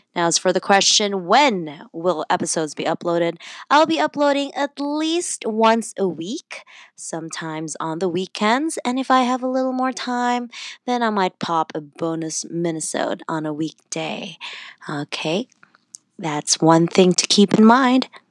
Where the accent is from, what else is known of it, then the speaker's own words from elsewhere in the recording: Cagayan de Oro, Northern Mindanao, Philippines; accent: slight Filipino accent; also born or lived in London, England; now in Toronto, Canada; I was born in the Philippines, born and raised there in Cagayan de Oro